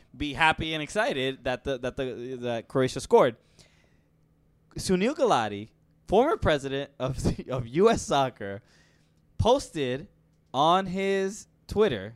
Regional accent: United States; as an American

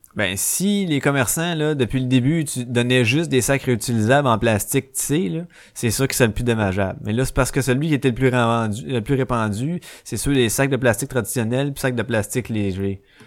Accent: Quebec, Canada; Je suis né au Québec

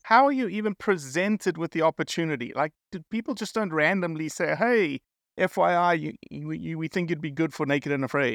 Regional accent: South Africa; I'm South African

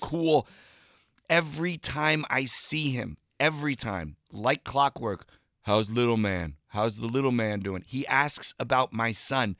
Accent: New Jersey, United States; now in Los Angeles, United States; growing up in New Jersey, I lived in the shadow of New York City.

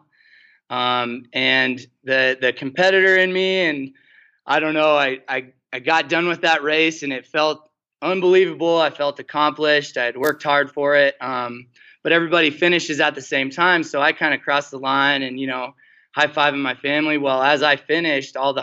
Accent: Bighorn Mountains, Wyoming, United States; I grew up running around the Bighorn

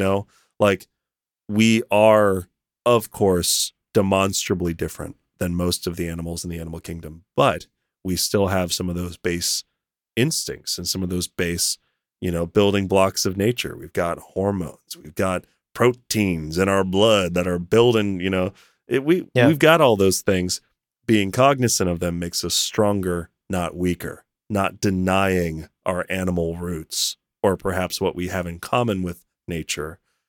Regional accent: Berkeley, California, United States; Born and raised in Berkeley.

